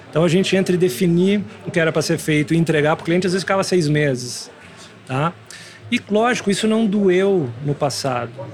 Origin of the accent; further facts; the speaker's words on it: Santo Ângelo, Rio Grande do Sul, Brazil; moved away; vim do interior sou de Santo Ângelo